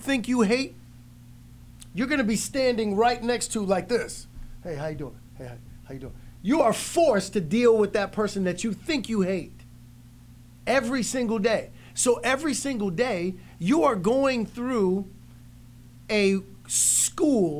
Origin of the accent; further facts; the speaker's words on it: New York, United States; we grew up in New York.